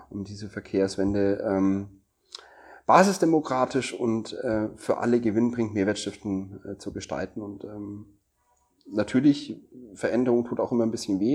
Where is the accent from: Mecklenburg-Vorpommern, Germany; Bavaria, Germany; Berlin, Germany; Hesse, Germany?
Bavaria, Germany; Nuremberg; ich komme ja aus Nürnberg